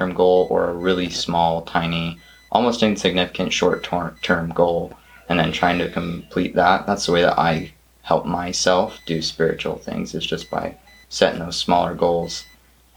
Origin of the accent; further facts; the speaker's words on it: Montana, United States; I'm from Montana.